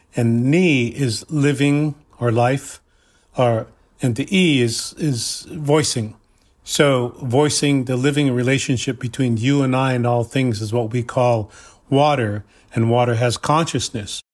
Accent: Cheyenne River Lakota Reservation, South Dakota, United States; I am from the Cheyenne River, Lakota Reservation in South Dakota

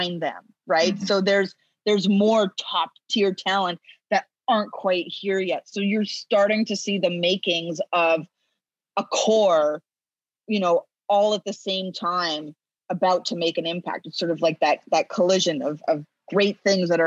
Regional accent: Canada; being Canadian and all that. And I'm very proud of my Canadian roots

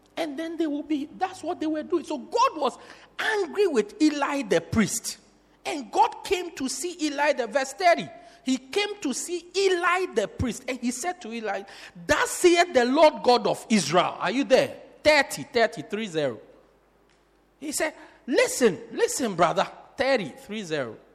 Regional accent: Port Elizabeth, Eastern Cape, South Africa; I'm from Port Elizabeth. That's where I'm from.

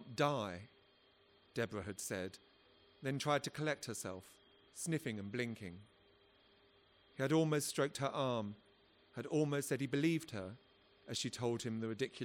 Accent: London, United Kingdom; I come from South London

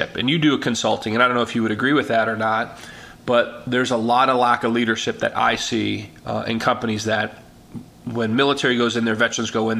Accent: Chicago, Illinois, United States; I was born and raised in Chicago

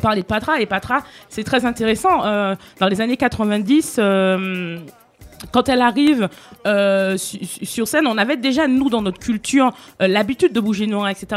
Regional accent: Martinique; je suis martiniquaise et oui, il est dans ma culture

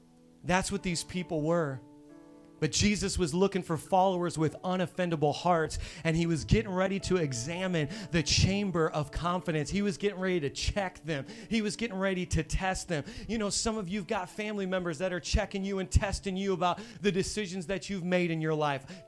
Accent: Hammond, Indiana, United States; moved away; I'm from Hammond, Indiana, which is on the south side of Chicago, on the Indiana side

